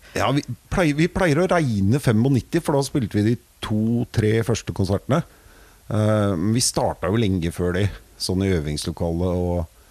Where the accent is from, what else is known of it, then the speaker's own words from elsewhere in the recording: Vinterbro, Akershus, Norway; Jeg er fra Vinterbro